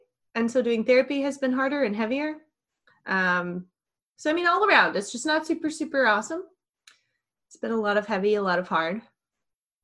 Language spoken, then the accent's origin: English; Minnesota, United States; moved away; I am from Minnesota. Had my wife and I stayed there, we would live one block from where the rioting started in Minneapolis.